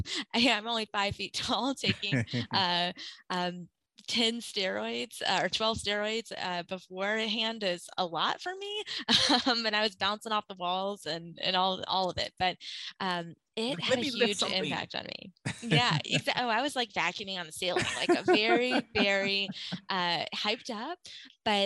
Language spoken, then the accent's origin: English; Gulf Coast of Mississippi, United States; moved away; I grew up on the Gulf Coast of Mississippi, and I'm a Katrina refugee. And I went through that at 11.